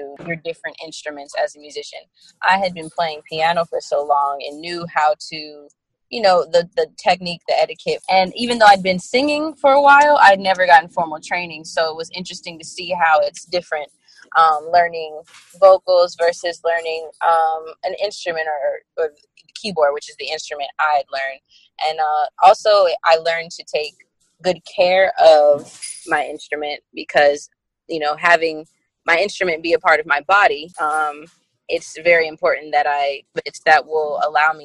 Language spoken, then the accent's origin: English; Fayetteville, Georgia, United States; now in Fairburn, United States; I'm from Fayetteville, Georgia. I spend a lot of time in the city. And I live in Fairburn at this point